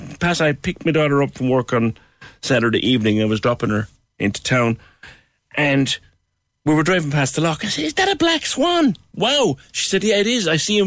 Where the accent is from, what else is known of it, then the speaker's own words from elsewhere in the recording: Ireland; moved away as an adult; now in Portsmouth, United Kingdom; here's my tuppence worth for the new COVID restrictions. I'm originally from Toker. I'm living in the UK for the last 4 years. I haven't been home since December 2019.